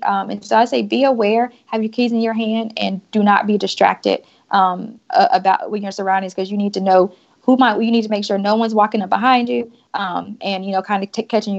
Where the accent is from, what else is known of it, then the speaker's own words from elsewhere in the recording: the South, United States; Like I said, I'm from the South, so I'm overly friendly by default.